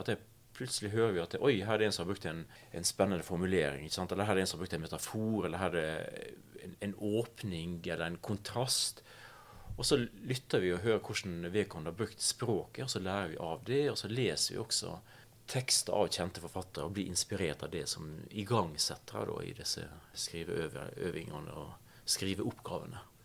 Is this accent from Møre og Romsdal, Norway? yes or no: yes; Vigra, Møre og Romsdal, Norway; Jeg er fra den lille, flate øya Vigra utafor Ålesund. Jeg vokste opp